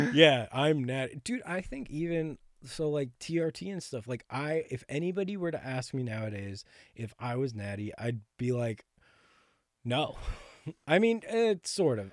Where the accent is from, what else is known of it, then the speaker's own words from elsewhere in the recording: Ridgefield, Connecticut, United States; moved away as an adult; now in Nashville, United States; I'm from Connecticut, so I'm from, uh, Ridgefield, which is, like, right next to New York City